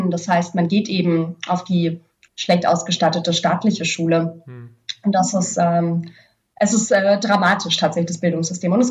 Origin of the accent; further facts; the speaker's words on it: Berlin, Germany; Auch für mich jetzt als äh, Berlinerin total normal, Secondhand-Klamotten zu kaufen